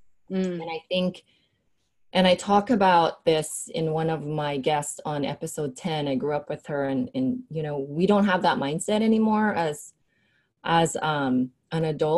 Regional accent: Philippines; moved away; I came from the Philippines and it's a Catholic country, very heavy.

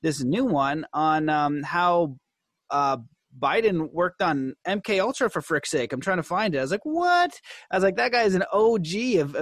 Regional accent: Canada; I'm Canadian

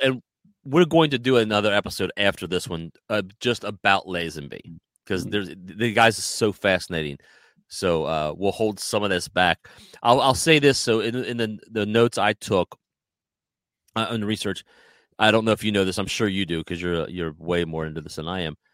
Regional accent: United States; as a American

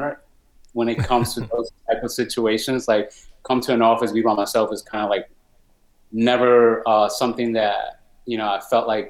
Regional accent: New York City, New York, United States; I'm a New Yorker at heart for sure. I live in the Bronx

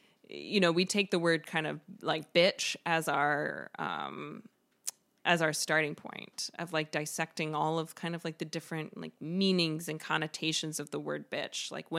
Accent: the South, United States; I was raised in the South and there's manners and... You're nice and you try to help everybody.

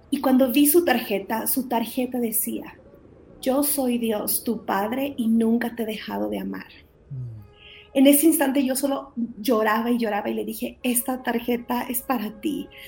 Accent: Ecuador; also born or lived in Guatemala; Em, yo soy de Guatemala, mi familia vino a Ecuador cuando yo tenía seis años, venimos como misioneros al Ecuador y la verdad es que crecimos sirviendo

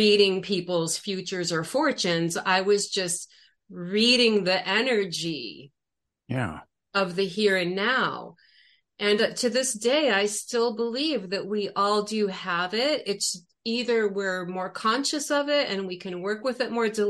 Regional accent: Akron, Ohio, United States; moved away as an adult; also born or lived in Arizona; now in Sedona, United States; I've lived in Arizona for 20 years now, but I'm originally from Akron, Ohio

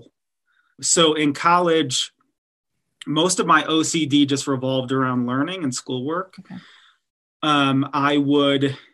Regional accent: Detroit, Michigan, United States; moved away as an adult; also born or lived in Texas; I grew up in Detroit, Michigan

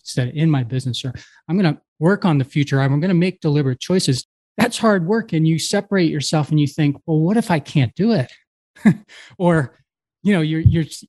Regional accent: Havertown, Pennsylvania, United States; I grew up in Havertown, Pennsylvania, which is a small suburb of Philadelphia

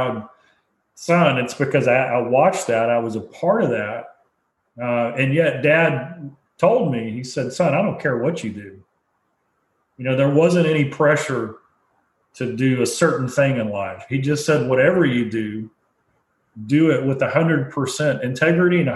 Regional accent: United States; as well as an American.

